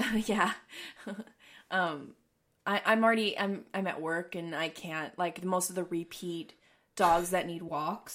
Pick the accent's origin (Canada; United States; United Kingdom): United States; East Coast; moved away; I'm originally from the East Coast